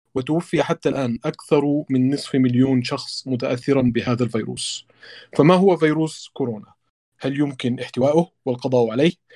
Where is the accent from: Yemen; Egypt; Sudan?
Sudan; عندنا في السودان